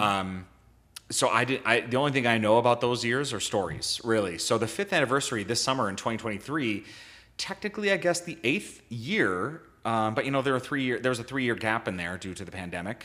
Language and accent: English; Bloomington, Minnesota, United States; I grew up in Bloomington, Minnesota